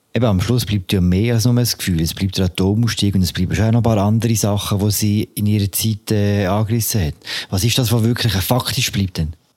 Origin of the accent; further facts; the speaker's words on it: Switzerland; bei uns in der Schweiz